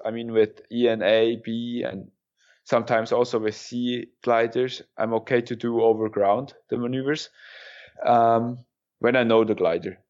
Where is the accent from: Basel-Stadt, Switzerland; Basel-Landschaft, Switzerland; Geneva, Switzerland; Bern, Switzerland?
Bern, Switzerland; Kandersteg; Kandersteg, my hometown